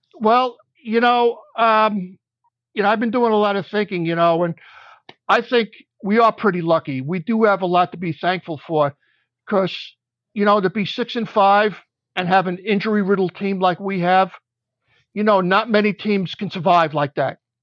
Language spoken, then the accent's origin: English; New York City, New York, United States; also born or lived in Long Island; I grew up in Beach Haven, Brooklyn